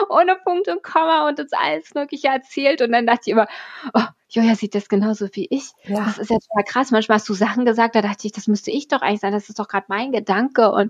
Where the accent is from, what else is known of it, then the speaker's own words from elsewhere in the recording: Berlin, Germany; Du bist ja aus ja. Hamburg, ich bin aus Berlin.